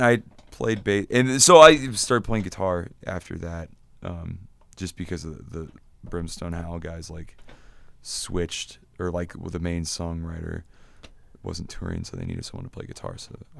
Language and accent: English; Grand Island, Nebraska, United States; So I grew up in Grand Island, Nebraska, and there wasn't a music store there.